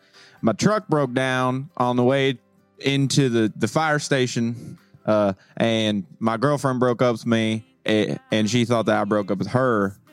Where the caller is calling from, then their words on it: Tennessee, United States; I come from Eastern Tennessee.